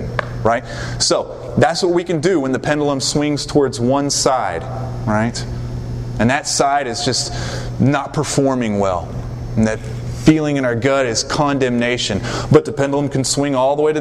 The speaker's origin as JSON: {"language": "English", "region": "the South", "country": "United States", "tie": "born or raised there", "said": "I just know from being in the South, growing up in the South, and living here"}